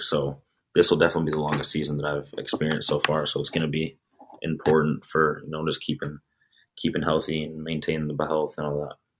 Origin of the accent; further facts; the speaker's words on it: Chicago, Illinois, United States; moved away as an adult; also born or lived in Sweden; now in Metro Detroit, United States; I'm from the Chicago area, so it's not too far away